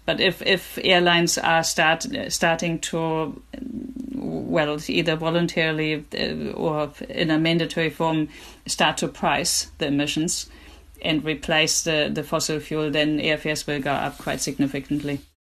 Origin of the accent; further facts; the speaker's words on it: Germany; moved away; I grew up in Germany myself